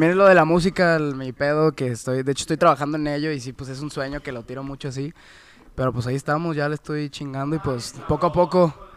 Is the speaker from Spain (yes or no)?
no; Mexico; also born or lived in United States; uno que es nacido mexicano